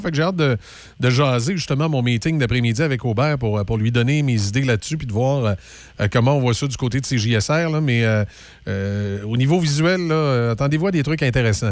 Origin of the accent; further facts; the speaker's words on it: Quebec City, Quebec, Canada; moi, j'ai grandi évidemment à Saint-Émile